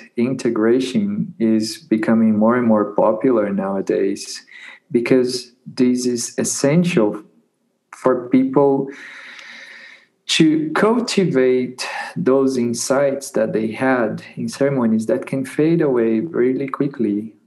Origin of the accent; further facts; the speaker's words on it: Peru; So I came directly from Peru, from the jungle, back to a university, to that context that was not at all welcoming to that.